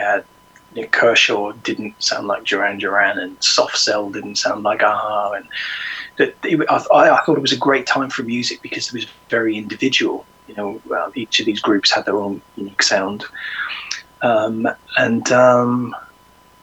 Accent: Ireland; moved away; I'm originally from Ireland, so my parents played in the Irish show bands.

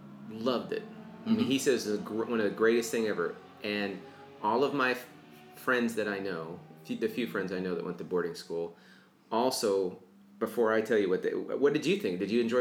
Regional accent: Central Illinois, United States; when I grew up here in Central Illinois in the 70s

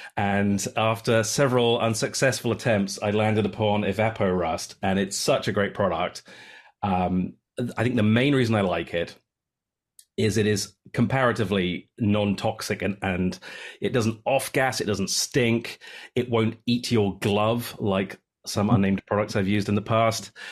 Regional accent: United Kingdom; moved away as an adult; now in Samish Island, United States; I'm a Brit who has been living in the Pacific Northwest since two thousand and eight

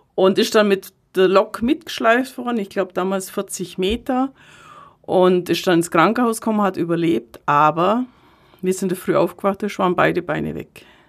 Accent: Kaufbeuren, Bavaria, Germany; ich gebürtige Kaufbeurerin bin

